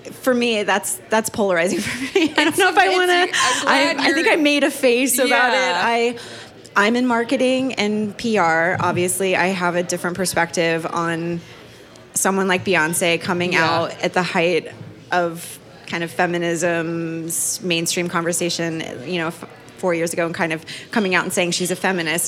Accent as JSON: {"language": "English", "town": "San Diego", "region": "California", "country": "United States", "tie": "born or raised there", "said": "I grew up in San Diego in the 90s"}